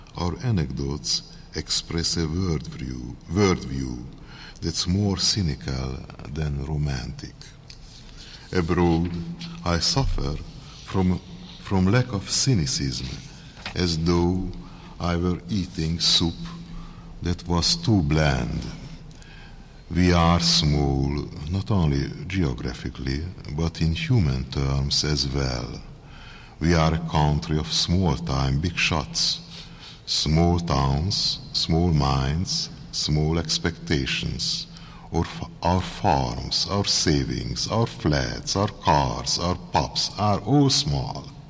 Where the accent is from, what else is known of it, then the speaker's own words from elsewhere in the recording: Hungary; accent: heavy Hungarian; English is a second language; my heavy Hungarian accent